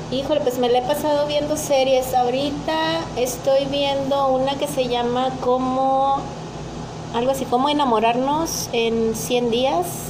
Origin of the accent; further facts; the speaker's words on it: Mexico; soy una mexicana típica